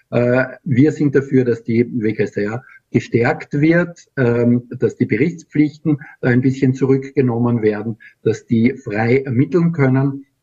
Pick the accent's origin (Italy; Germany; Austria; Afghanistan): Austria; letztes Jahr haben wir noch sehr gut äh, im äh, Korruptionsindex abgeschlossen als Österreicher.